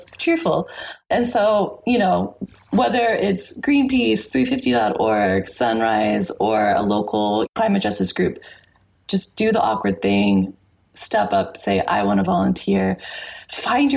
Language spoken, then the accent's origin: English; Texas, United States; moved away as an adult; now in Fiji; I grew up in Texas